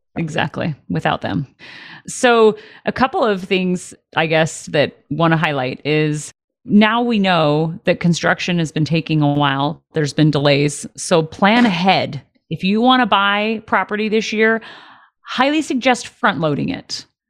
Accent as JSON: {"language": "English", "town": "Detroit", "region": "Michigan", "country": "United States", "tie": "born or raised there", "moved": "yes", "said": "I did graduate high school in Detroit"}